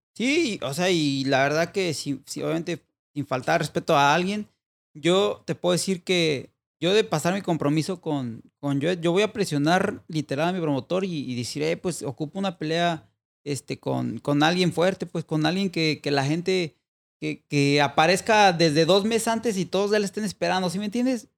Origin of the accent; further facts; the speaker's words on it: Mexico; si somos dos mexicanos